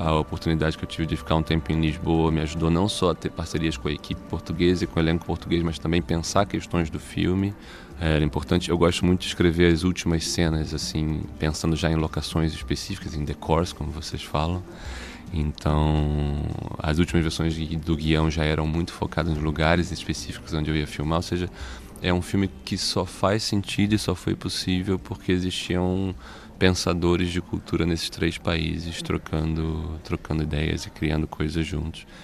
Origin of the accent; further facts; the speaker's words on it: Brazil; Eu sou típico brasileiro indígena, africano, branco, tudo misturado.